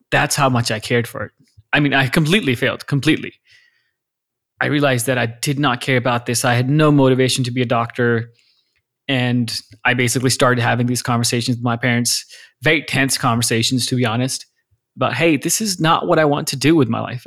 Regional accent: Lahore, Punjab, Pakistan; moved away as an adult; also born or lived in Austin, Texas; now in United States; I was born and raised in Lahore, Pakistan. I spent eighteen, nineteen years of my life there

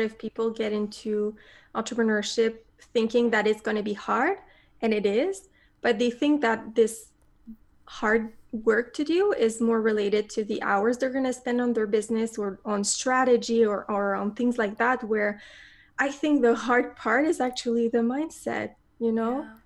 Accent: Montreal, Quebec, Canada; moved away as an adult; also born or lived in south of Spain; i came back to my hometown of montreal

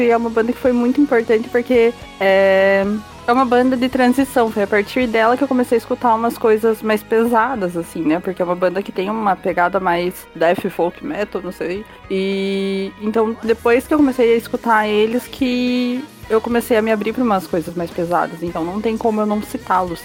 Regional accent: Brazil; Mas somos brasileiros

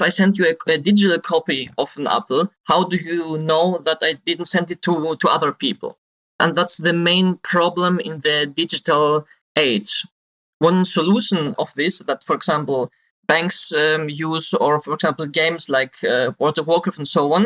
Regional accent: Greece; moved away as an adult; now in Germany; I now live in Germany. I'm originally from Greece and moved to Germany to study IT security.

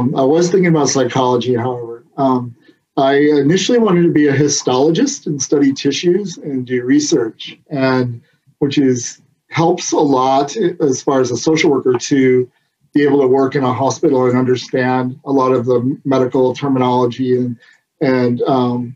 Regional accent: Southwest Michigan, United States; now in California, United States; I grew up in Southwest Michigan

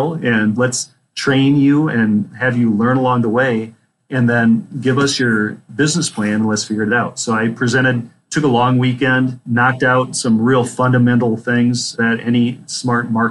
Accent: Minnesota, United States; moved away as an adult; also born or lived in Phoenix, Arizona; I grew up in the state of Minnesota, lived a couple of years in the Phoenix, Arizona Valley area

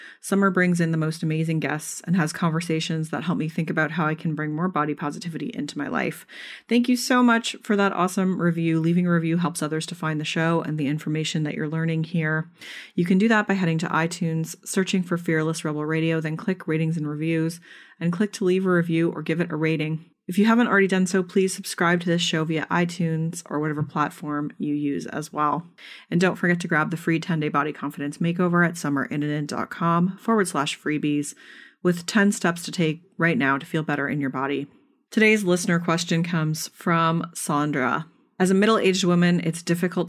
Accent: Canada; I'm Canadian

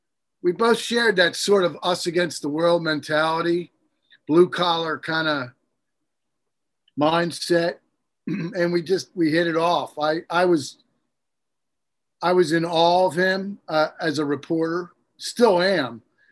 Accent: Baltimore, Maryland, United States; Tim and I were both came from tough towns. I come from Baltimore.

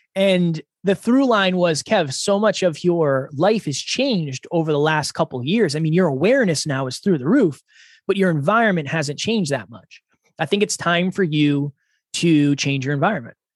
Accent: Uxbridge, Massachusetts, United States; moved away as an adult; now in New Hampshire, United States; I am originally from Massachusetts. I was born and raised in a small town called Uxbridge.

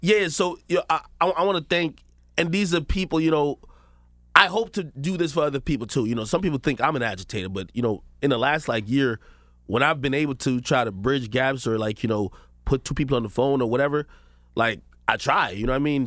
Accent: Spanish Town, Saint Catherine, Jamaica; now in United States; I was born in Jamaica, Spanish town, Jamaica.

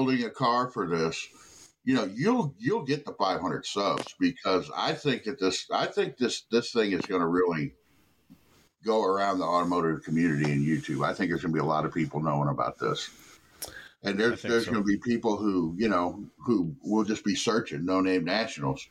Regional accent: southern Missouri, United States; now in Illinois, United States; I grew up down in southern Missouri

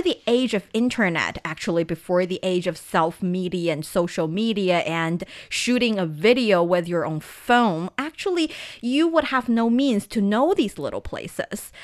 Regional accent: Taiyuan, Shanxi, China; my hometown Taiyuan

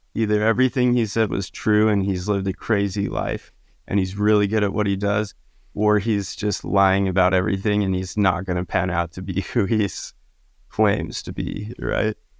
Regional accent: Utah, United States; I grew up in Utah

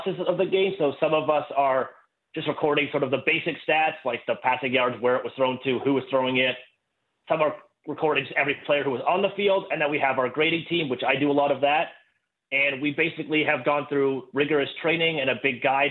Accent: Kingston, Ontario, Canada; also born or lived in Ottawa; I'm from Canada. Grew up in Kingston, went to school in Ottawa

